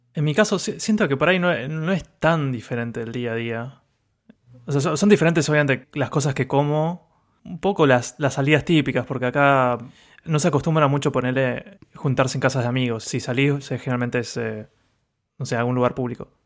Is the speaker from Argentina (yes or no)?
yes; Argentina; now in Japan; como argentino